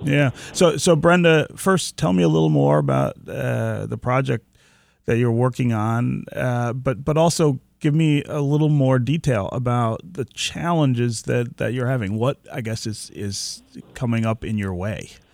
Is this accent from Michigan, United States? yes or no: yes; Detroit, Michigan, United States; the neighborhood where I was born near Livernois and Grand River, uh, we lived on, uh, West Tuxedo Street over there